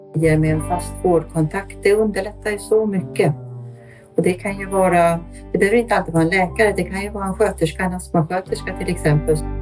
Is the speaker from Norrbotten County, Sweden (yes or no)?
no; Stockholm, Stockholm County, Sweden; also born or lived in Austria; now in Örnsköldsvik, Sweden; Jag kommer ursprungligen från Stockholm men är nu boende sedan många år uppe i Örnsköldsvik